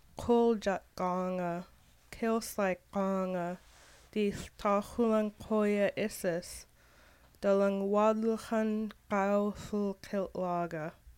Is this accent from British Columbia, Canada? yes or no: yes; Haida, British Columbia, Canada; also born or lived in Queen Charlotte; My father is from the Nut Ewens clan of Skidigit. I live in Queen Charlotte. Today, I am feeling proud to be Haida. I am learning the Haida language.